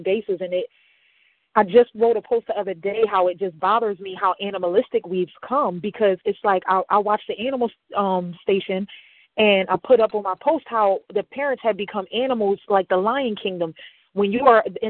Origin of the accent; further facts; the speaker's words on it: Camden, New Jersey, United States; I'm from Camden, New Jersey